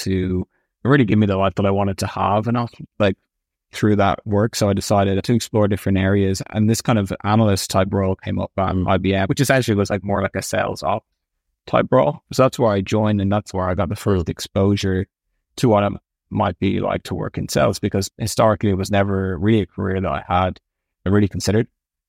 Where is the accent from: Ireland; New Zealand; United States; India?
Ireland; Clontarf, County Dublin; I loved it there. Originally, it was in Griffith Avenue for about 12 years or so, and then we moved to Clontarf. I loved being by the sea.